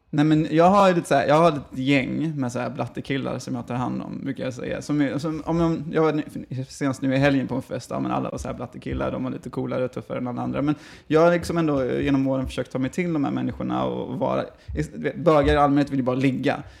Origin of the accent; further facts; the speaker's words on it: Gothenburg, Västra Götaland, Sweden; also born or lived in Falkenberg; född och uppvuxen i Göteborg